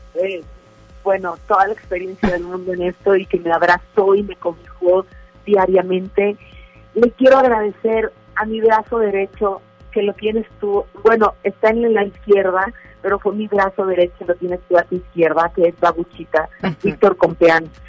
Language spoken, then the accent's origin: Spanish; Monterrey, Nuevo León, Mexico; así somos los, los regios